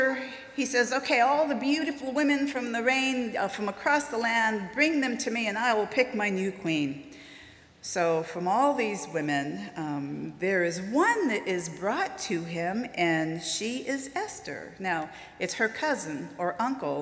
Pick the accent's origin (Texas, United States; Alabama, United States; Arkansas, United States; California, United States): California, United States; Southern; moved away as an adult; also born or lived in Wisconsin; now in Oklahoma, United States; I'm from Southern California